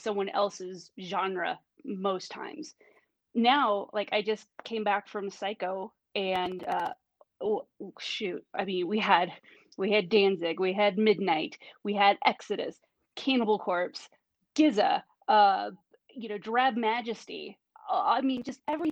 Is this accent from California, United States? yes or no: yes; Northern California, United States; also born or lived in Pacific Northwest; I grew up in Northern California.